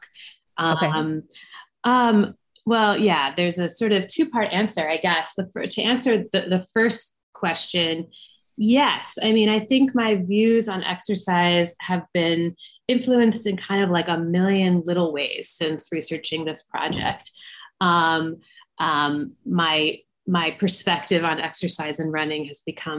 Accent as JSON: {"language": "English", "town": "Atlanta", "region": "Georgia", "country": "United States", "said": "I'm from Atlanta, where Jeff Galloway really is a local legend"}